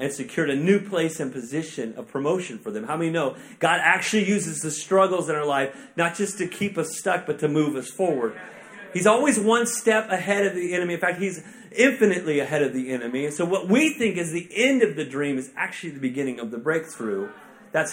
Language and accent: English; Tulsa, Oklahoma, United States; now in Kansas City, United States; I'm actually originally from Tulsa, which is like, that's Oklahoma